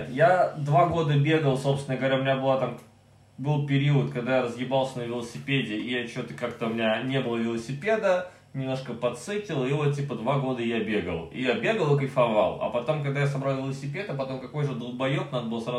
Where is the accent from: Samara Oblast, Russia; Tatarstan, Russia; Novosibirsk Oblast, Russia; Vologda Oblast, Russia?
Vologda Oblast, Russia; Cherepovets; now in Zelenograd, Russia; я родился в Череповце